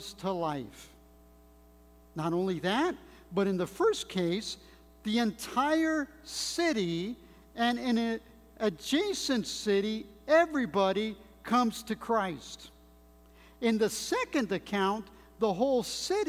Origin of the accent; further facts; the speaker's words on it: Monterey Park, California, United States; also born or lived in Mexico / Mexico City; all my friends, especially here in Monterey Park, were English-speaking. That's where I grew up